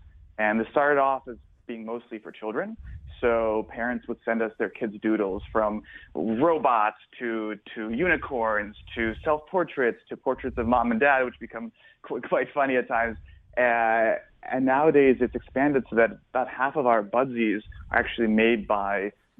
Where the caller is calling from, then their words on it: South Florida, United States; I'm calling you from sunny South Florida